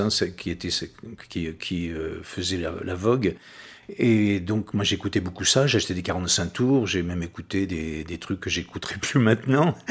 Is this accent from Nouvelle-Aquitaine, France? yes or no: yes; Saint-Pierre-d'Oléron, Nouvelle-Aquitaine, France; also born or lived in La Rochelle; je suis né ici, hein, je suis natif de Saint-Pierre